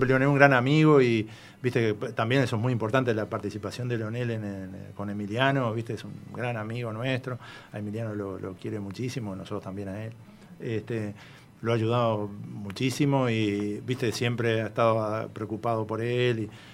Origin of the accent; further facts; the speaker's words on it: Uruguay; como todo uruguayo de raza